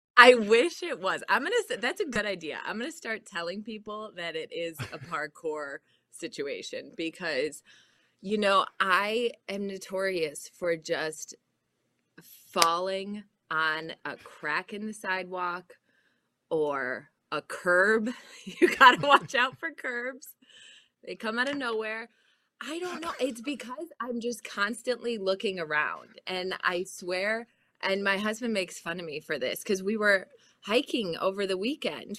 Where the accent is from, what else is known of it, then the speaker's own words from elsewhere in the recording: Chicago, Illinois, United States; my dad's from Minnesota, but I grew up in Chicago